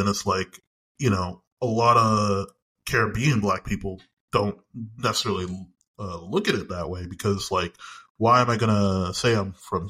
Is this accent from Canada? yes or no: yes; Canada; I would say I am more Canadian than I am Jamaican, but I say this because the school system I grew up in was Canadian.